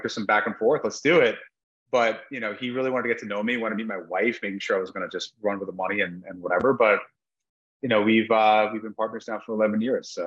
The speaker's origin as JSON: {"language": "English", "region": "New York", "country": "United States", "tie": "born or raised there", "moved": "yes", "said": "I grew up in New York"}